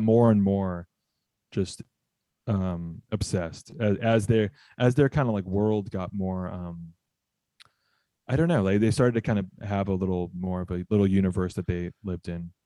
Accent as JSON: {"language": "English", "region": "Southern California", "country": "United States", "tie": "born or raised there", "said": "I grew up in Southern California"}